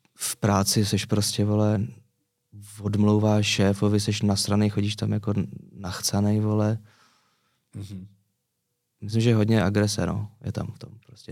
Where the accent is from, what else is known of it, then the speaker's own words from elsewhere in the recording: Prague, Czechia; also born or lived in Řitka; now in Prague, Czech Republic; já jsem se narodil v Praze, pak jsem základka v Praze